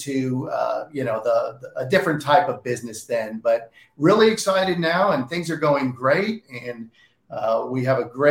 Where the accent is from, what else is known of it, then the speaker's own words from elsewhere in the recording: San Francisco, California, United States; now in Texas, United States; My dad was a realtor when I grew up in San Francisco